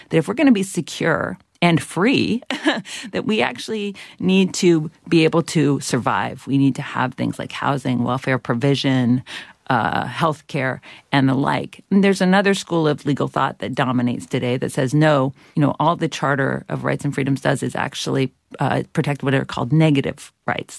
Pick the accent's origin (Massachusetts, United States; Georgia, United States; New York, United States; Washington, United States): Georgia, United States; where I grew up in Ex-, Georgia